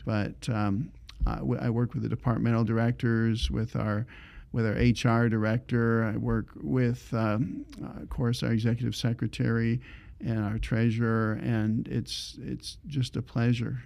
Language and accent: English; Ontario, Canada; moved away as an adult; I grew up in Ontario